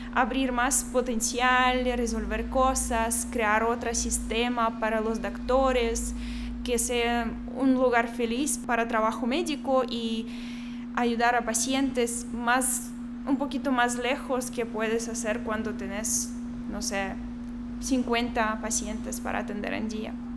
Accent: Belarus; Spanish is a second language; moved away as an adult; also born or lived in Minsk; now in Guatemala; soy de Bielorrusia, yo tengo 25 años

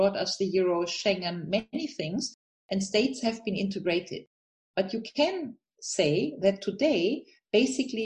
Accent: Germany; I'm a German citizen. I come from Rhineland.

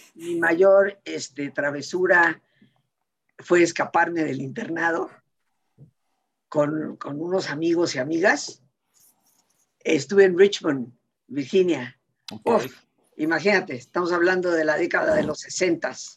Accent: Mexico; siendo nosotros mexicanos

